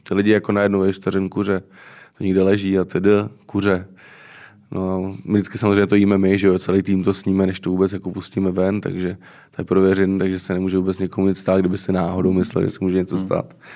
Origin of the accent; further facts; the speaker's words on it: Třeboň, South Bohemian Region, Czechia; moved away as an adult; now in Prague, Czechia; jak jsem z Třeboně